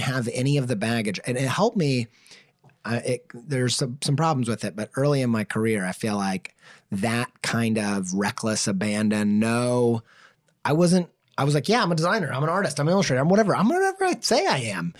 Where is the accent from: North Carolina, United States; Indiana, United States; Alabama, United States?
Indiana, United States; moved away; I came from Indiana